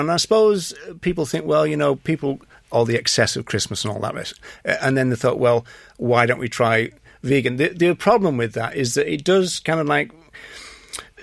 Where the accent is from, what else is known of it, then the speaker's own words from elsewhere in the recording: England, United Kingdom; now in Ireland; I'm English